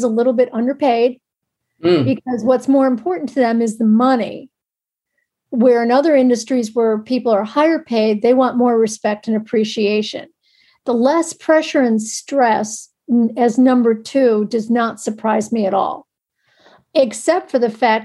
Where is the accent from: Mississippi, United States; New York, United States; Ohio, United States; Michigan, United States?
New York, United States; New York City; being a New Yorker